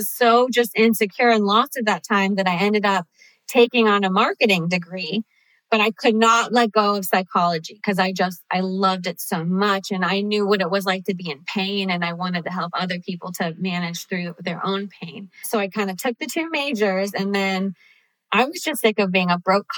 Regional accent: Cincinnati, Ohio, United States; moved away as an adult; also born or lived in Chicago / Los Angeles; I grew up in Cincinnati, but I had moved

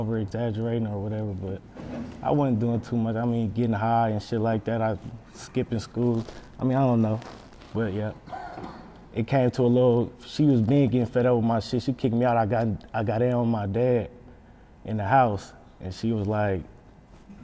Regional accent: Oakland, California, United States; also born or lived in San Leandro, California; I'm from San Leandro, but I grew up in East Oakland

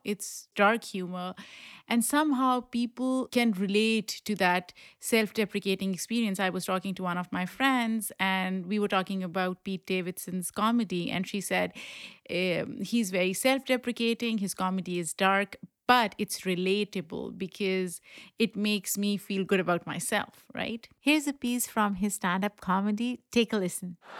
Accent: Pakistan; now in New York City, United States; I grew up in Pakistan

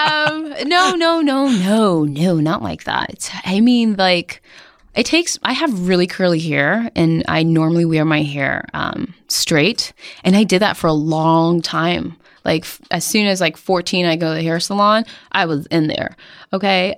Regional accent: Somerville, Massachusetts, United States; I'm from Somerville, Massachusetts, um, which is now the coolest neighborhood in, um, Boston.

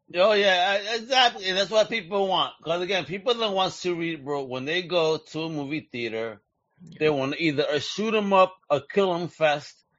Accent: New York, United States; moved away; Growing up in New York

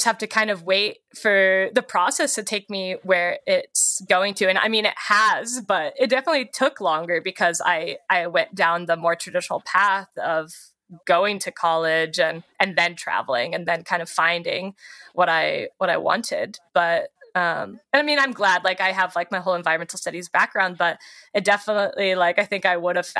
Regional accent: California, United States; I grew up in California

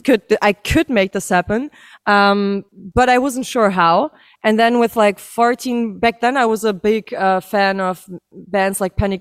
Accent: Berlin, Germany; all of us born and raised in Berlin, actually. Still live in Berlin

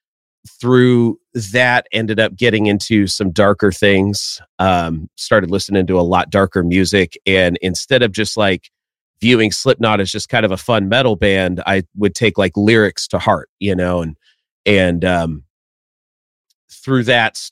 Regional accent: Tennessee, United States; also born or lived in Florida; we moved from Florida to Tennessee

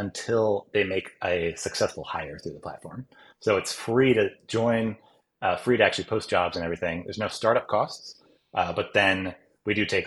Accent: United States; moved away as an adult; now in Japan; I grew up in the US

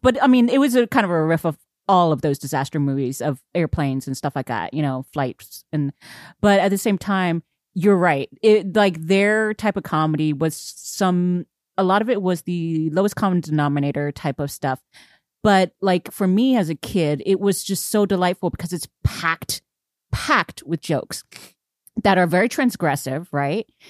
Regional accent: United States; I'm so American

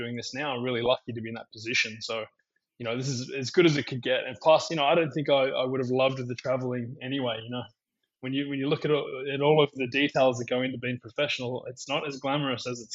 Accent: Melbourne, Victoria, Australia; moved away as an adult; also born or lived in Sydney, Australia / Queensland, Australia; now in San Diego, United States; I grew up in Australia. I was born in Sydney, and then I moved down to Melbourne when I was about 10 or 11, and I started training at Melbourne Park, and I spent most of my junior days there

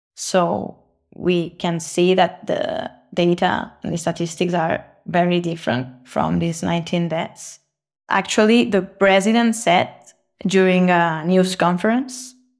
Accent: Barcelona, Catalonia, Spain; now in Tijuana, Mexico; I'm from Barcelona, Spain, but I'm currently based in Tijuana, Mexico

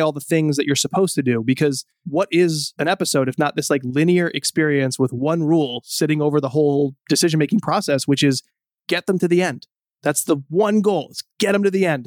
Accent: outside New Haven, Connecticut, United States; I'm Italian American and I grew up outside New Haven, which has nationally ranked pizza

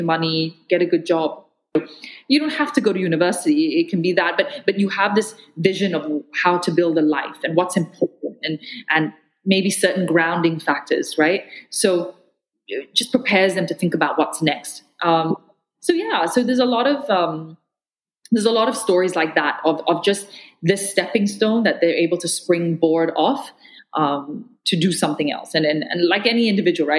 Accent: Malaysia; as a Malaysian

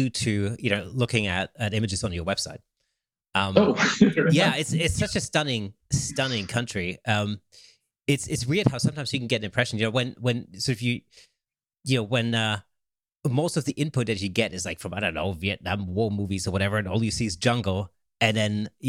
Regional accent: Stuttgart, Baden-Württemberg, Germany; moved away; I grew up in Germany

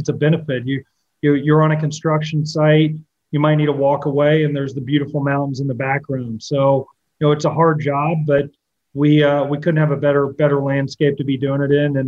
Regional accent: Appalachian region of Kentucky, United States; moved away as an adult; also born or lived in Washington, D.C.; I grew up in Kentucky. I left Kentucky

